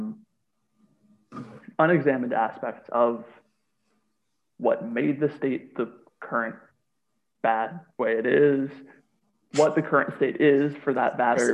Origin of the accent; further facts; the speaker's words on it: Montana, United States; moved away as an adult; now in France; we're from Montana